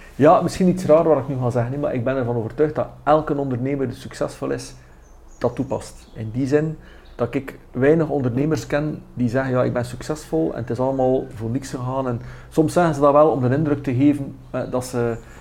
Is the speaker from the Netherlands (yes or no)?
no; West Flanders, Belgium; Ik ben West-Vlaming, eh, dat kan ik niet wegsteken